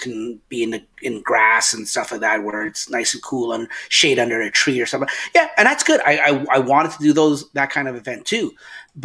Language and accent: English; Canada; As a Canadian